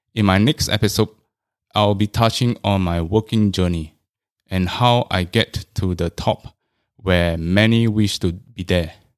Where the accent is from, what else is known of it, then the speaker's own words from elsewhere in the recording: Singapore; I was all along from the Chinese stream.